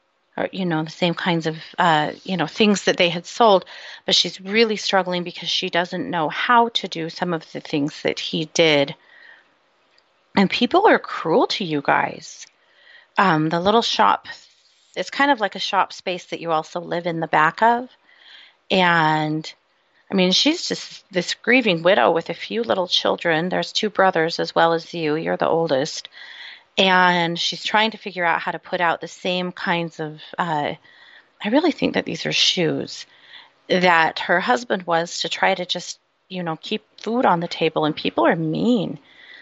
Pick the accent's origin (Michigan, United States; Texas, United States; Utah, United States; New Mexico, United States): Utah, United States; also born or lived in Idaho; I swear I don't have a speech impediment, and I'm from Utah and Idaho.